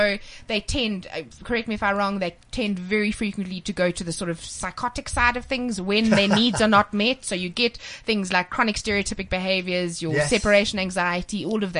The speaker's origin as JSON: {"language": "English", "country": "South Africa", "said": "I'm South African Scottish."}